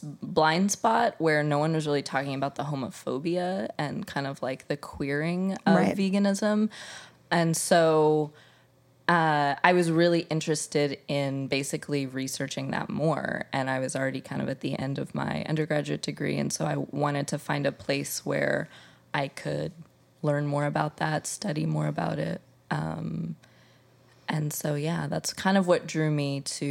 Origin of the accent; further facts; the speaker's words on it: Midwest, United States; you know, I was from the Midwest, so I was very kind of removed from the whole foodie culture